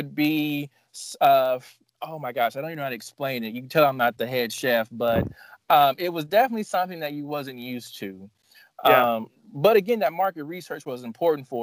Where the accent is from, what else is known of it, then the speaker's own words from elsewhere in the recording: Evansville, Indiana, United States; This is my hometown